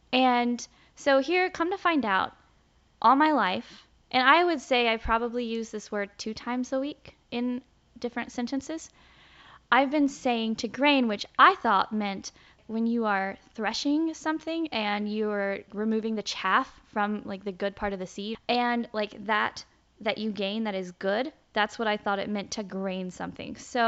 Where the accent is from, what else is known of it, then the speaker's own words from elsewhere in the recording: the South, United States; accent: Southern; they didn't want to correct me on it because they thought it was my Southern accent.